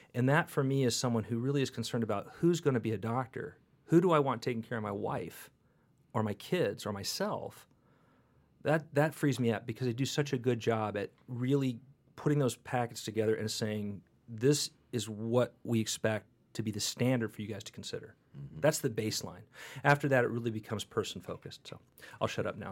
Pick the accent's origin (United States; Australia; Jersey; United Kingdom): United States; California; moved away; every California medical school rejected me, which was the beginning of my deprogrammation of as a Californian